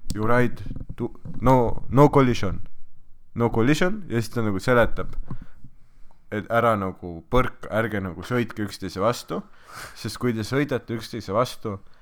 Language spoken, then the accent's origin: Estonian; Estonia; ma olen Eestist pärit